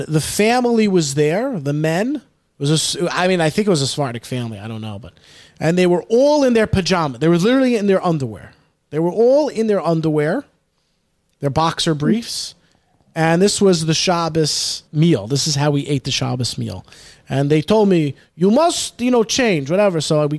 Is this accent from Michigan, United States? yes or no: no; New York City, New York, United States; where I grew up in the Bronx, Pelham Parkway